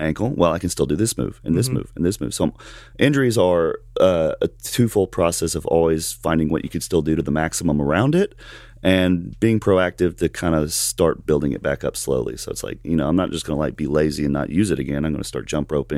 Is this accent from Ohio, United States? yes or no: no; Alabama, United States; I'm from Alabama